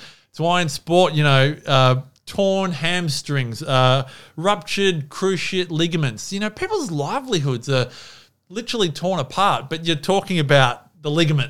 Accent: Melbourne, Victoria, Australia; I love AFL football. I grew up in Melbourne.

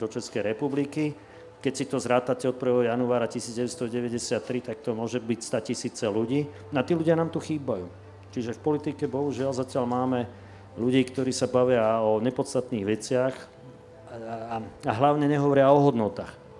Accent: Slovakia; aj my sme Slováci, ktorí tu sedíme

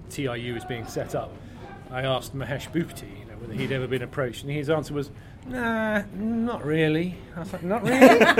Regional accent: United Kingdom; as a Brit

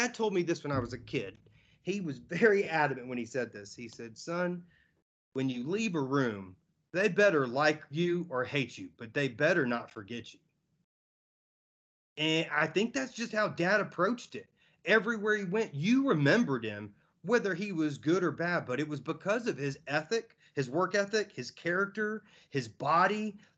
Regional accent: Georgia, United States; also born or lived in Tampa / Pensacola / Baton Rouge / Oklahoma; I was born in Tampa. I know we lived in Pensacola, Baton Rouge, Oklahoma, North Carolina, Tennessee, and then Georgia, all before I was five.

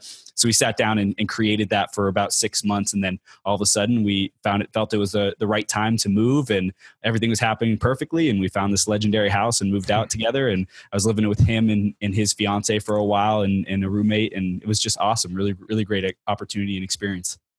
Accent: Inland Empire, California, United States; now in San Diego, United States; I grew up in the Inland Empire. It's, uh, Chino, Pomona, Ontario area, Riverside kinda area

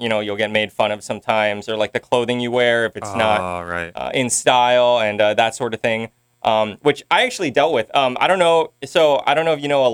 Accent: Kaneohe, Hawaii, United States; moved away as an adult; also born or lived in Los Angeles; I grew up in Kaneohe.

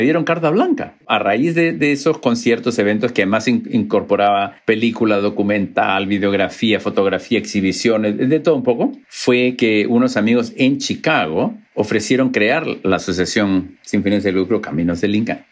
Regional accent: Lima, Peru; moved away; also born or lived in Cusco; Lima ha cambiado muchísimo, porque creo que hay 10 veces más la cantidad de gente que había cuando yo, yo me crié ahí

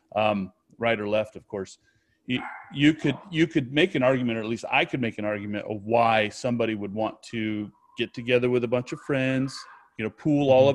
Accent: United States; I'm an American. This is where I'm from

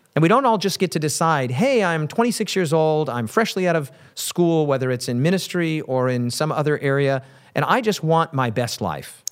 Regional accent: Wyoming, United States; my home state of Wyoming

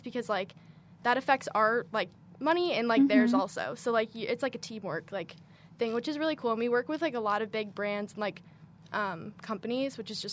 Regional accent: Chicago, Illinois, United States; moved away as an adult; now in Kentucky, United States; I'm from Chicago, so it was really easy. I lived at home

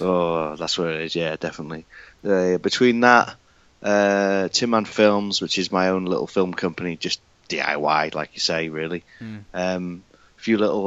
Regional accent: United Kingdom; I'm from the UK. You can tell by my accent.

